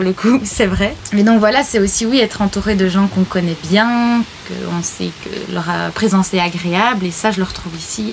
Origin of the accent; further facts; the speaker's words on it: Ardennes, Wallonia, Belgium; accent: Ardennes; moved away as an adult; also born or lived in Brussels / Paris; je suis ardennaise ou le fait que je suis belge